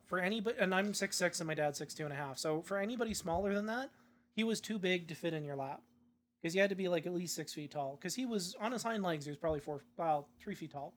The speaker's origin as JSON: {"language": "English", "town": "Saanich", "region": "British Columbia", "country": "Canada", "tie": "born or raised there", "also_born_or_lived": "Kihei, Maui", "moved": "yes", "lives_now": "Edmonton, Canada", "said": "I was born in Victoria. I grew up, born and raised in a suburb of Victoria, Saanich."}